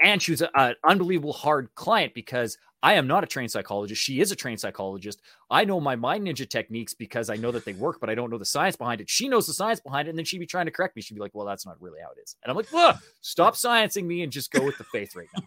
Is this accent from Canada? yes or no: yes; Canada; accent: Canadian; I am full Canadian